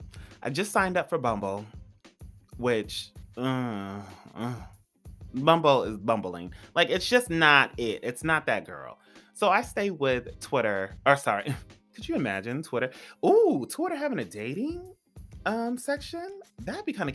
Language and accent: English; California, United States; now in Los Angeles, United States; I'm from California. So I come to LA all the time. I used to live an hour and a half.